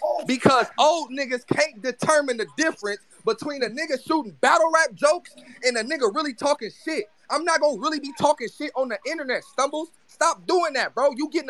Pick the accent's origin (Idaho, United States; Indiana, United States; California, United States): California, United States; I'm from Cali. We don't do that shit.